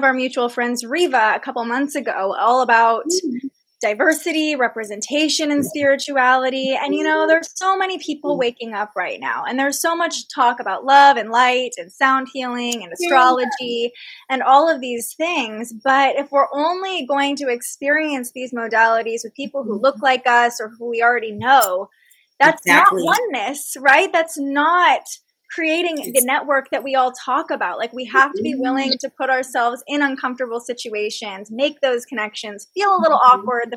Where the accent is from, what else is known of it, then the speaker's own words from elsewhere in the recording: Fair Oaks, California, United States; I grew up in Sacramento and I grew up in the suburbs. I grew up in Fair Oaks